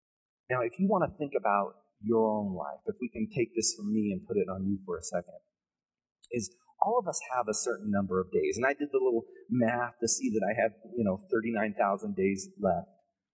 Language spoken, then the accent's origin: English; California, United States; moved away as an adult; now in Colorado, United States; But I remember when we first moved to Colorado. It was 2005. We're from California, the Bay Area. We had zero seasons.